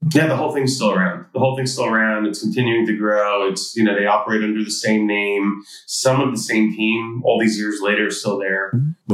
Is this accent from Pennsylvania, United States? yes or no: no; New York City, New York, United States; I grew up in Queens, New York, to uh, immigrant parents